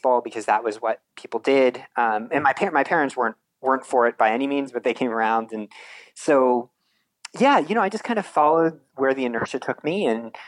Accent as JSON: {"language": "English", "region": "Eastern Shore of Maryland", "country": "United States", "tie": "born or raised there", "moved": "yes", "said": "I grew up on the Eastern Shore of Maryland, which for anyone that's ever driven through there, it's like very farmlandy"}